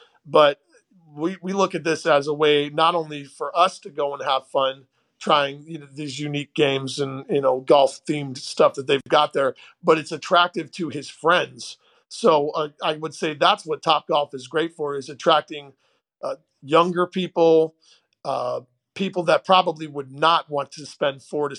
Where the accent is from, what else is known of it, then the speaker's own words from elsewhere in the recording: Portland, Oregon, United States; I grew up initially in Portland, Oregon, and we lived right by a great public golf course, the Westmoreland Golf Course.